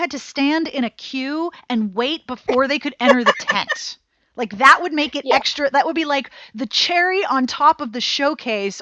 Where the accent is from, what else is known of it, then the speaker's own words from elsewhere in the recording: United States; as an American consumer